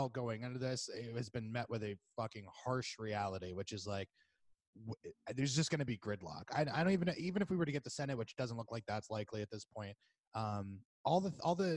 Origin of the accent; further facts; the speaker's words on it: Florida, United States; moved away; we're both from Florida.